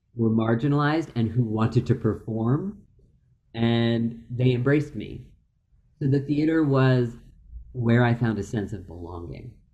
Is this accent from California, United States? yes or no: no; Philadelphia, Pennsylvania, United States; I grew up in Philadelphia, out outside of the city, more in the suburbs